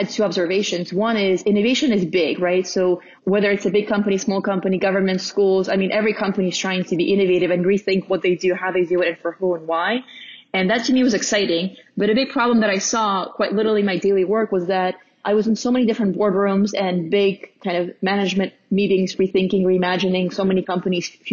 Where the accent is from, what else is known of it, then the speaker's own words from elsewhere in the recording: Russia; now in United States; growing up in Russia was, you know, really unique and different.